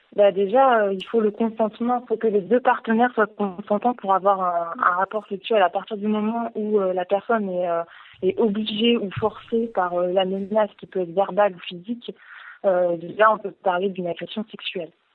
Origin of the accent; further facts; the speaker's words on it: Le Mans, Pays de la Loire, France; nous sommes originaires du Mans, euh, mes collègues et moi-même